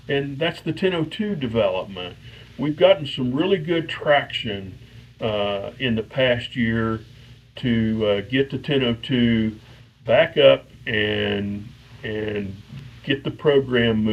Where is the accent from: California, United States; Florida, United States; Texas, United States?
Texas, United States; College Station; I born and raised in College Station at Texas A&M.